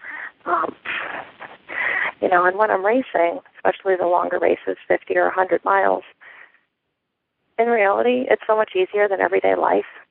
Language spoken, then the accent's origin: English; Connecticut, United States; moved away; I'm originally from Connecticut, so that's where I started trail running.